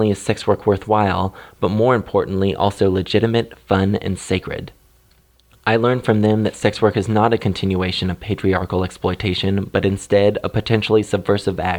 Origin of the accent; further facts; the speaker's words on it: Kansas City, United States; my hometown of Kansas City